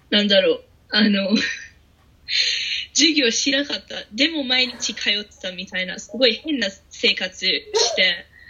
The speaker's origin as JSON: {"language": "Japanese", "country": "Australia", "second_language": "Japanese", "moved": "as an adult", "lives_now": "Japan", "said": "オーストラリアから来てる"}